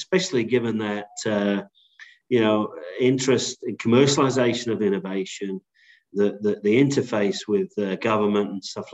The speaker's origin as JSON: {"language": "English", "region": "England", "country": "United Kingdom", "also_born_or_lived": "Netherlands / New York / Chicago", "moved": "as an adult", "lives_now": "Australia", "said": "I'm from England originally"}